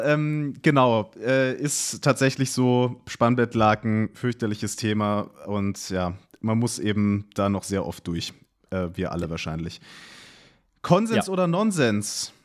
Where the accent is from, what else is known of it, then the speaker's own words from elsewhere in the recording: Munich, Bavaria, Germany; also born or lived in Duisburg; ich bin in München aufgewachsen